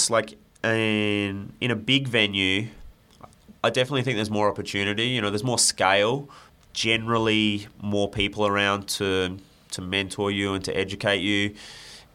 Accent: Adelaide, South Australia, Australia; I grew up in Adelaide

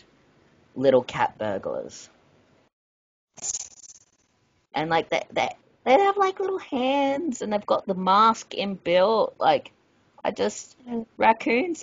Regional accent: Australia; we're Australian

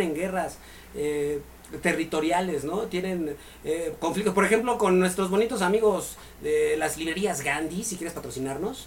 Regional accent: Mexico; somos mexicanos, jóvenes, guapos, emprendedores, talentosos

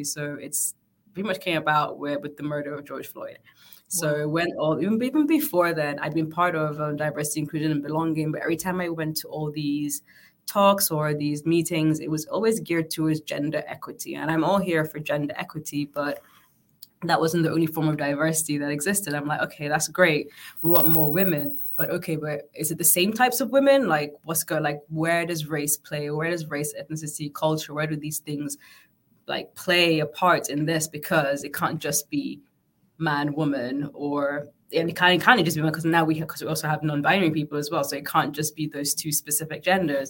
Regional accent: Northern Nigeria, Nigeria; also born or lived in Sierra Leone; now in London, United Kingdom; I was born in London, but I grew up in Nigeria

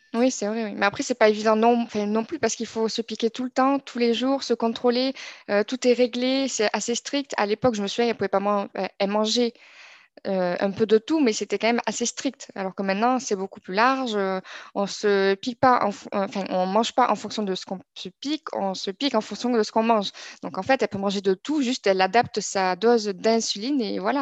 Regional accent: Toulouse, Occitania, France; moved away as an adult; now in Montpellier, France; je suis née à Toulouse et je vis aujourd'hui à, Montpellier pour mon, travail

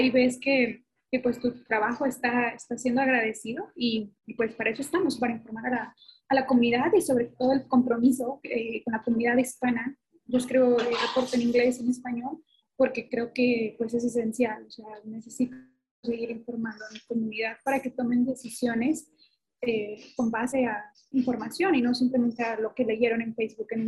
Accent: northern Mexico, Mexico; soy mexicana, yo soy norteña y me gusta que la gente lo sepa.

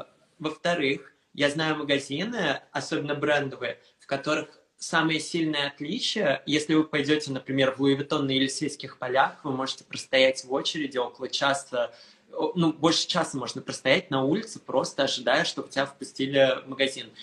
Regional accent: Moscow, Russia; also born or lived in Istanbul, Turkey; now in Paris, France; Я родился в Москве, я жил в Москве. Потом после Москвы мы переехали с мамой в Турцию

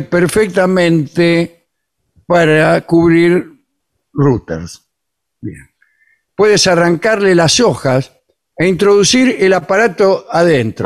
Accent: Argentina; somos argentinos

